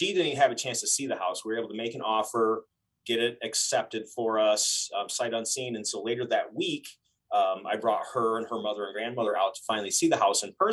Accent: Lansing, Michigan, United States; moved away; I'm from Lansing, Michigan originally

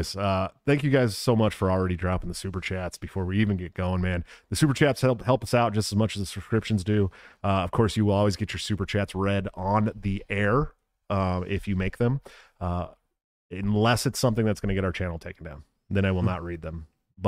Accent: United States; As an American in America

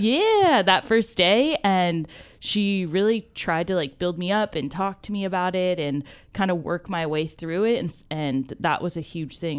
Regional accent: Ventura, California, United States; also born or lived in Santa Paula; I grew up in Ventura County

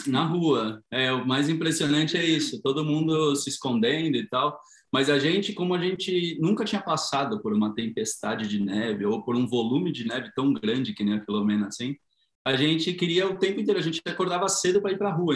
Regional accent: São Paulo, Brazil; moved away as an adult; now in Madrid, Spain; vivi a maior parte da minha vida no Tatuapé

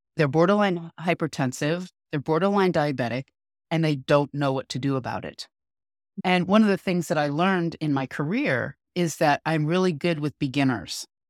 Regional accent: New York, United States; now in California, United States; I grew up in New York

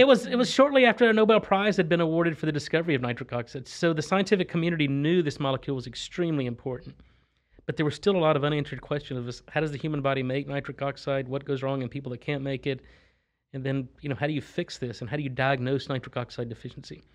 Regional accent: Texas, United States; also born or lived in Louisiana / Boston; I'm from Texas. I grew up in Texas, but I went to school in Louisiana, then trained up in Boston, then I've been back in Texas since probably two thousand five or two thousand six.

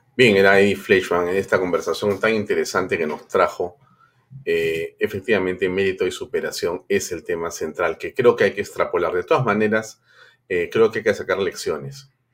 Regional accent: Peru

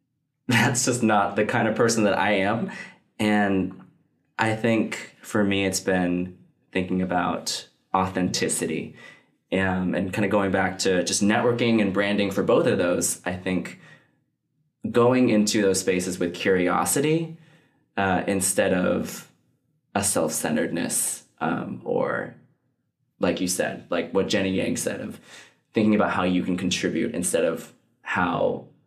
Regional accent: United States; like I come from, like I'm Chinese American, fourth generation.

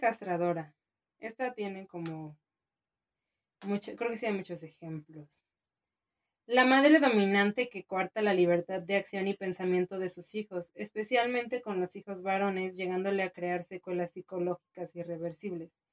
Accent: Mexico; como mexicana

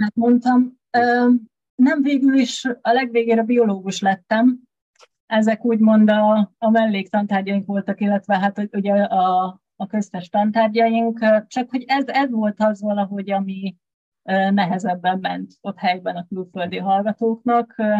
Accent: Tiszaújváros, Borsod-Abaúj-Zemplén, Hungary; moved away as an adult; now in Budapest, Hungary; Én egy kis magyar vidéki városkában, Tiszaújvárosban nőttem fel

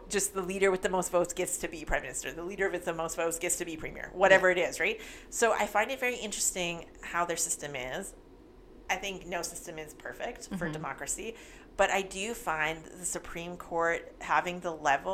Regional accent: Canada; we're Canadian

